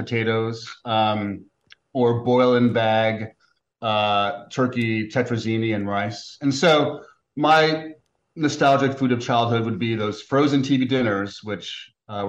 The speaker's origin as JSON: {"language": "English", "town": "New York City", "region": "New York", "country": "United States", "tie": "born or raised there", "said": "my hometown"}